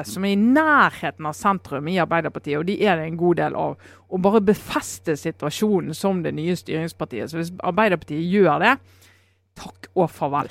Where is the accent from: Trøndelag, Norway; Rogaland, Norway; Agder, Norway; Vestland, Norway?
Vestland, Norway; Hordaland; mitt gamle fylke Hordaland